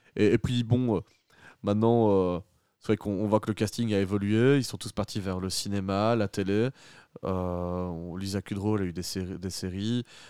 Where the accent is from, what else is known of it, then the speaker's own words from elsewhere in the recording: Belgium; chez nous en Belgique